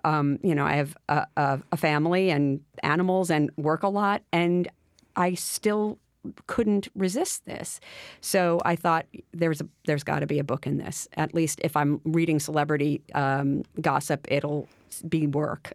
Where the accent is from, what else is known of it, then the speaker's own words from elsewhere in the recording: Westchester, New York, United States; when I was a kid, I grew up in Westchester